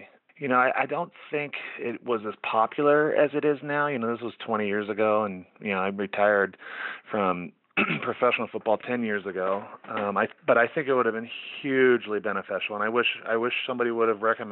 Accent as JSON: {"language": "English", "region": "Central California", "country": "United States", "also_born_or_lived": "Oregon", "moved": "as an adult", "said": "I'm from Central California"}